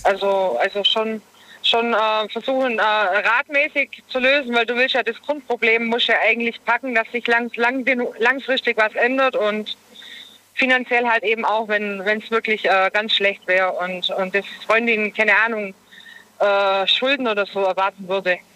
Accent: Germany; Ich komme aus Deutschland

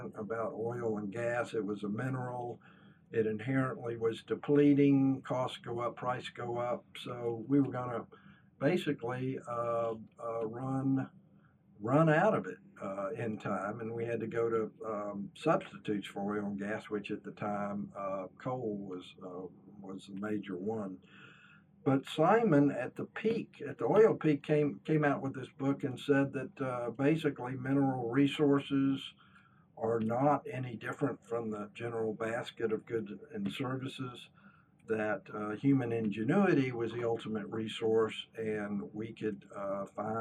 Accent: Houston, Texas, United States; growing up in Houston, Texas, which is the oil and gas capital of the United States

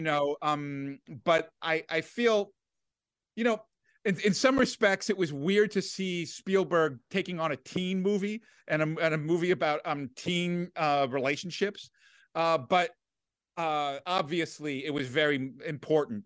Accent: Washington, District of Columbia, United States; I grew up in Washington, D C

